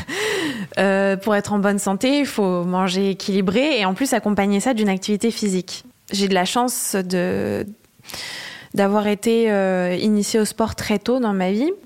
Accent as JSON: {"language": "French", "town": "Le Havre", "region": "Normandy", "country": "France", "moved": "yes", "lives_now": "Paris, France", "said": "Je viens d'une ville euh, de Normandie, comme tu disais, qui s'appelle Le Havre"}